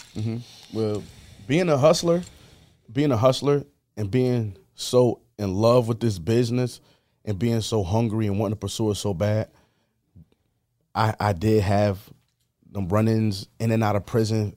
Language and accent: English; Buffalo, New York, United States; was born on Montana Avenue on the east side